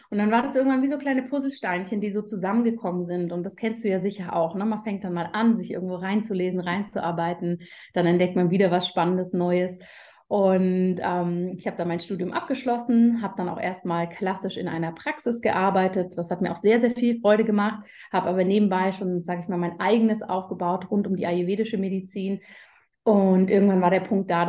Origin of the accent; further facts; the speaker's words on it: Berlin, Germany; now in Zurich, Switzerland; ich komme ganz ursprünglich aus Berlin, wohne mittlerweile aber in der Schweiz, in Zürich mit meiner Familie.